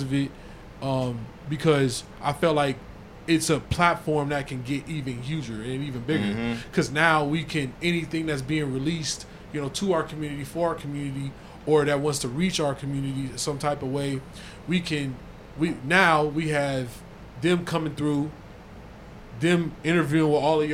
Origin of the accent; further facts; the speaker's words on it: Inglewood, California, United States; I'm from Inglewood